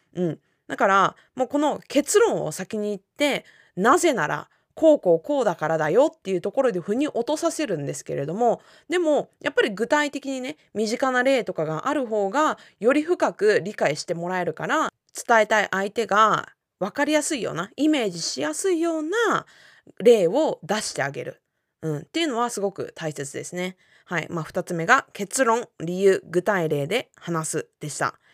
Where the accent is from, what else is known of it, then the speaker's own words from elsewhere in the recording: Japan; first language Japanese; 私たちって日本人だから日本語が母語だから